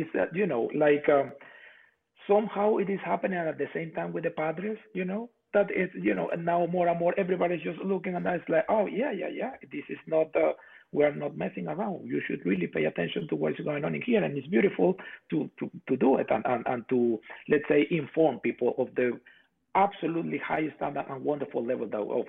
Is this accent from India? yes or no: no; Puerto La Cruz, Anzoátegui, Venezuela; English is a second language; moved away as an adult; also born or lived in Europe; now in San Diego, United States; my hometown, Puerto La Cruz, Barcelona in Venezuela, their team there is called Caribes.